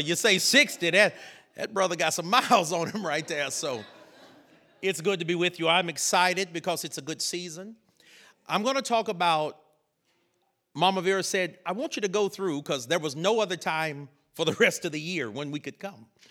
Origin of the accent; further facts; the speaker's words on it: North Carolina, United States; I grew up in North Carolina